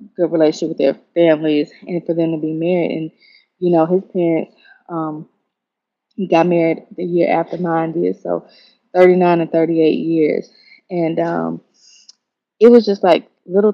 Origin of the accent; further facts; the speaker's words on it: Memphis, Tennessee, United States; moved away as an adult; now in Atlanta, United States; I'm from Memphis